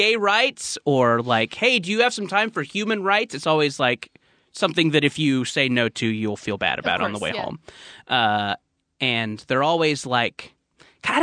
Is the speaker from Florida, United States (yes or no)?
no; Orange County, California, United States; born or raised there